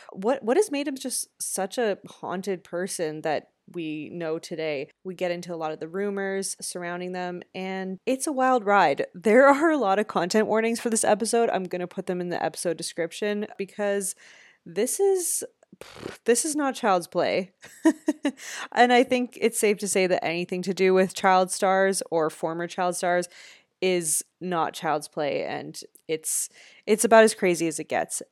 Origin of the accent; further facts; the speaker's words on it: Canada; our fellow Canadian brethren